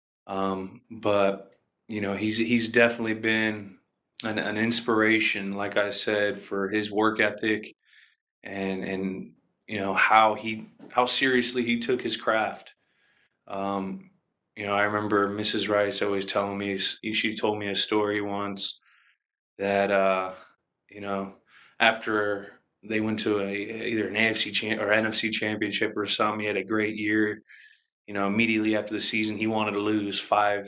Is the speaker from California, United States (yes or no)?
yes; Redwood City, California, United States; growing up in Redwood City, they had Edgewood Park